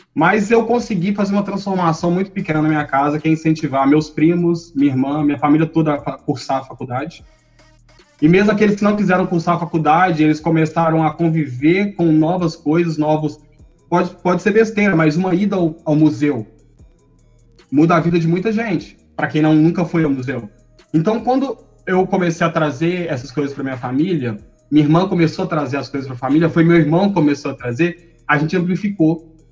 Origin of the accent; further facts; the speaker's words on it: Contagem, Minas Gerais, Brazil; Eu cresci, eu e a Fatine crescemos juntos lá no Ressaca. Ressaca é uma região de Contagem